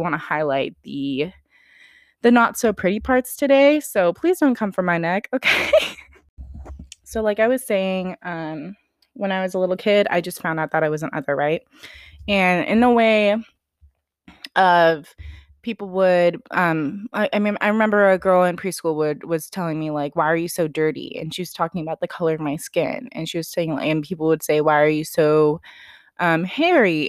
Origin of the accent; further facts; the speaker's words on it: Sacramento, California, United States; also born or lived in Bay Area, California; I was born in the Bay Area. My parents moved up to the Sacramento area when I was less than a year old. I've been up in NorCal my whole life.